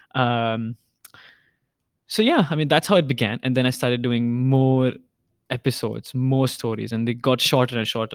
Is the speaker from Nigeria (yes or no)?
no; India; now in Hong Kong; I'm Indian.